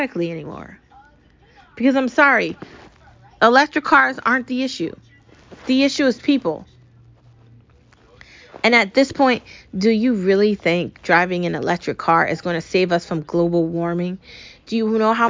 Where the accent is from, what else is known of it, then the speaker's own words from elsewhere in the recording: United States; I love being American. I love my home country